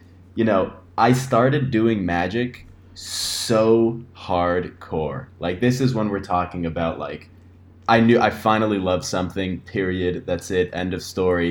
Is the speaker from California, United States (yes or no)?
yes; Los Angeles, California, United States; I'm born and raised in Los Angeles, still living in LA now